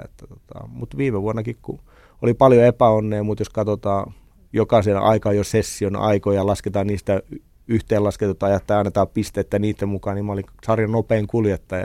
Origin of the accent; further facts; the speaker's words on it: Lohja, Uusimaa, Finland; mä synnyin oikeasti venetehtaassa. Vanhemmat asuttiin venetehdasalueella, venetehtaassa Lohjalla